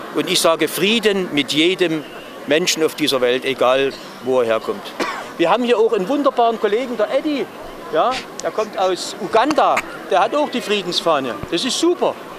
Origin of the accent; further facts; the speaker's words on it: Dresden, Saxony, Germany; gerade als Dresdner, weil wir erlebt haben, was hier abging 45